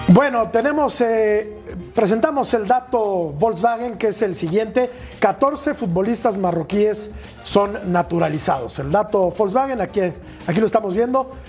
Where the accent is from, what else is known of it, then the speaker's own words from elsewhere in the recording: Mexico City, Mexico; soy mexicano